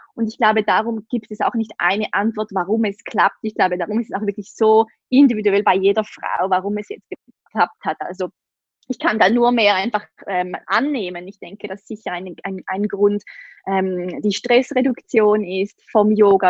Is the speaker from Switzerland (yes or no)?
yes; Switzerland; accent: Swiss; Ich komme aus der Schweiz, wie man sicher an meinem Akzent hören kann.